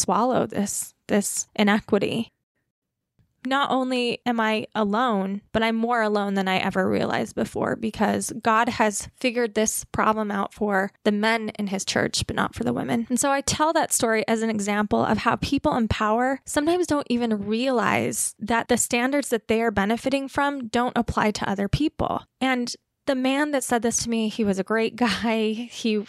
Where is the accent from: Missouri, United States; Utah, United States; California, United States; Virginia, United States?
Utah, United States; I come from Utah Mormon white American culture and tradition